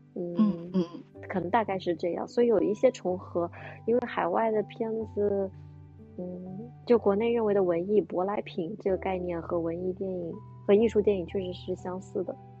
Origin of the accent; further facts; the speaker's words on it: China; also born or lived in New York; 我们中国人